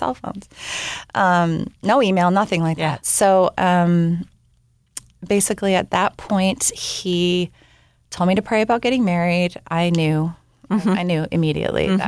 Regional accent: Washington, United States; moved away as an adult; also born or lived in Southern California; I ended up randomly getting stuck back in my hometown, back up in Washington State

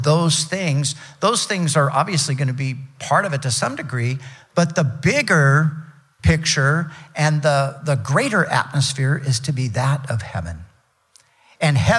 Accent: United States

